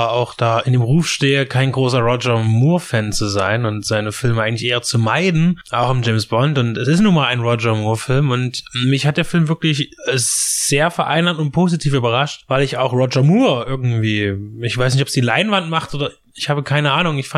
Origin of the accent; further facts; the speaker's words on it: East Germany, Germany; wir als Deutsche und vor allen Dingen auch wir als Angehöriger der ostdeutschen Ex-Zone natürlich mit Handlungsplätzen wie Ostberlin